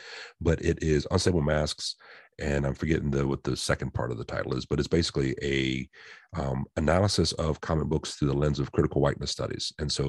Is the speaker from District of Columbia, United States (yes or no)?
no; North Carolina, United States; As a Southerner, in North Carolina, growing up with images of the Confederacy and things like